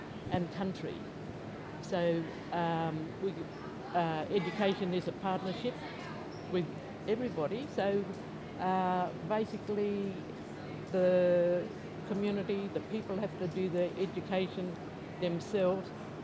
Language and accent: English; Alice Springs, Northern Territory, Australia; I was born in Alice Springs